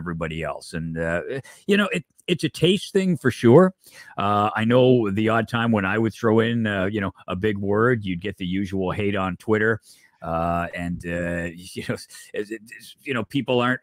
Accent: Oshawa, Ontario, Canada; any kid my age growing up in Southern Ontario, I grew up in Oshawa

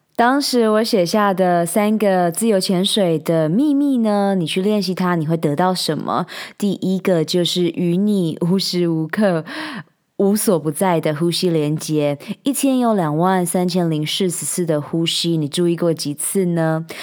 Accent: Taichung, Taiwan; 我们住在台湾，我们是台湾人

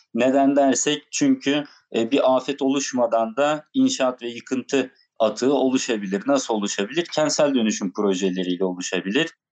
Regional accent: Antalya, Turkey; Antalyalı olarak o bölgede e, bizim de ilçe ve köylerimizde çok fazla taş ocakları var

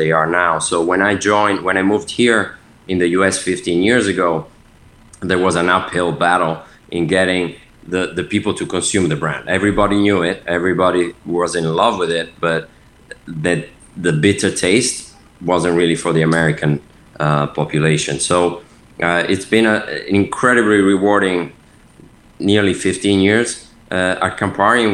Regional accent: Milan, Lombardy, Italy; moved away as an adult; also born or lived in United Kingdom / France; I'm Italian, born and raised in Milan on the north, and lived there until at the age of 18.

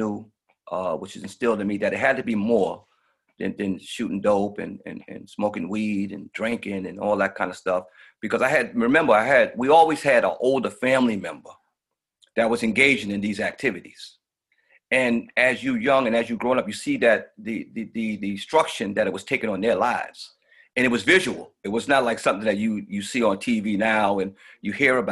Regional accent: New York City, New York, United States; also born or lived in Queens, New York; I'm originally from Brooklyn, New York. I moved to Queens probably in the late 80s

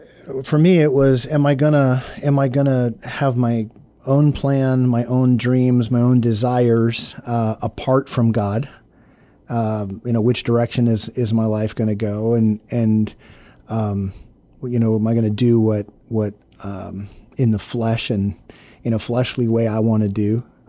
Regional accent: Brooks, Maine, United States; My dad, when I was born, was a church planter in the state of Maine, a little village called Brooks, Maine. And so you know, I grew up under the sound of the gospel

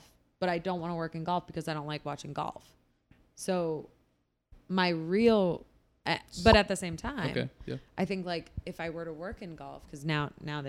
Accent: New Jersey, United States; born or raised there; moved away as an adult; now in Boston, United States

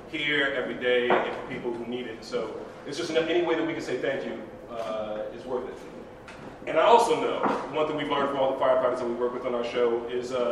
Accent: Hollywood, California, United States; You know, I'm from Hollywood. We, we do make believe.

